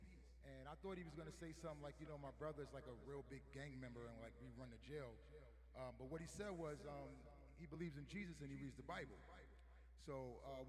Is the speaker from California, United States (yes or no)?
no; New York City, New York, United States; I'm from New York City